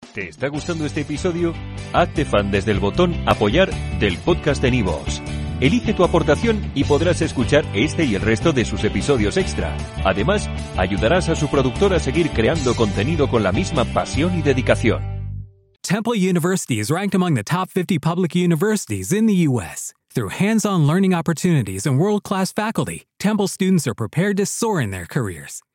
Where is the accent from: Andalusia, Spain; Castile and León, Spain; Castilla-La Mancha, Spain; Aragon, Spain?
Aragon, Spain; podemos disfrutarlo muchos aragoneses